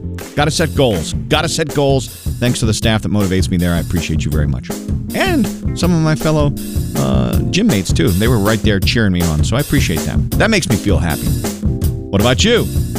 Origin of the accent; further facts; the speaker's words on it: Wichita, Kansas, United States; from South Wichita.